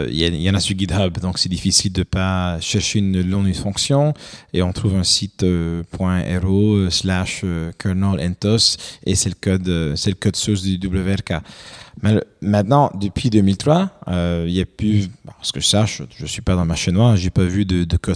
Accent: Quebec, Canada; je suis canadien, je, suis, pas, je suis québécois, je suis pas français

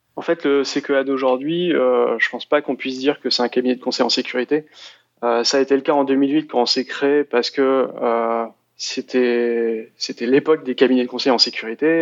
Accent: France; je suis français

